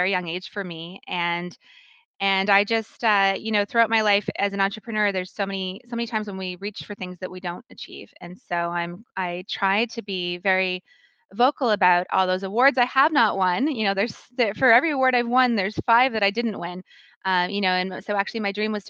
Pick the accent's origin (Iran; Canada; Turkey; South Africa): Canada; Calgary, Alberta; moved away as an adult; also born or lived in Kingston, Canada / Boston, United States; now in Toronto, Canada; I was born and raised in Calgary